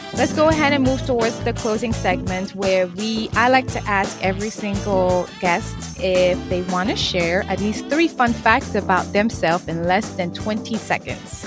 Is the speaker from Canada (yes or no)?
no; Senegal; moved away; also born or lived in Cape Verde; I was born and raised in Senegal, and I'm from Cape Verde, which is um, a Portuguese island